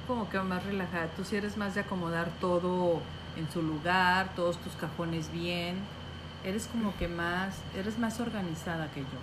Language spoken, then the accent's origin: Spanish; Mazatlán, Sinaloa, Mexico; somos de aquí de Mazatlán